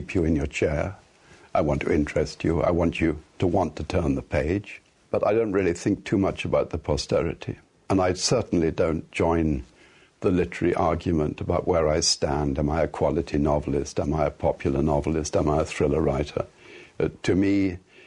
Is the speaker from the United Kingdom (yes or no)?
yes; England, United Kingdom; Yes, of course, I'm born and bred English. I'm English to the core.